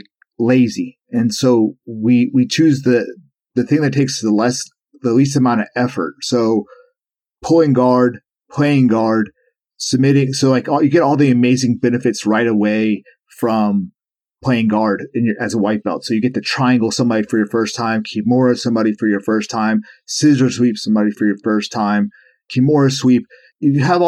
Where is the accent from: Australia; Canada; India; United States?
United States; Charleston; also born or lived in Florida; we moved from Florida to Charleston, back to Charleston where I'm from